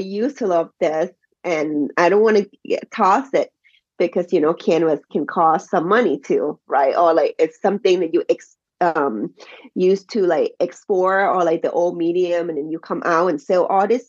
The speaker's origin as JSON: {"language": "English", "country": "Thailand", "tie": "born or raised there", "second_language": "English", "moved": "as an adult", "lives_now": "Baltimore, United States", "said": "since I was born and raised in Thai, you know, so I'm supporting where I'm from and the language I speak and the culture that I grew up, you know, so I always tell people that I'm Thai"}